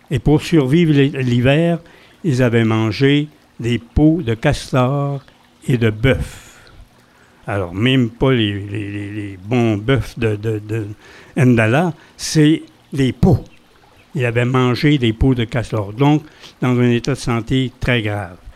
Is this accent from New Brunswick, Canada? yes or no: yes; Campbellton, New Brunswick, Canada; born there; Je suis né à Campbellton, là où la rivière Restigouche. Je suis né acadien, à Campbellton, là où la rivière Restigouche rencontre ou se jette dans la baie des Chaleurs.